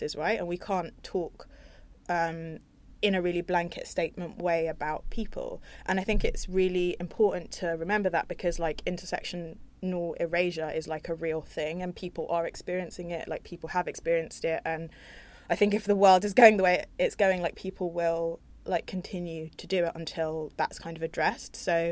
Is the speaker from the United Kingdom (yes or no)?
yes; London, United Kingdom; I'm from North London